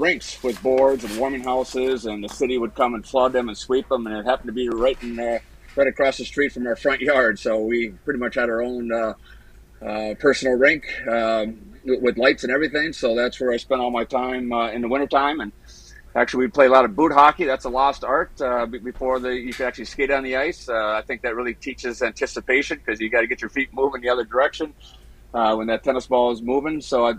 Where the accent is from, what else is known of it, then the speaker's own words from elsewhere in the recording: Brooklyn Park, Minnesota, United States; growing up in Minnesota, you know, it's a state of hockey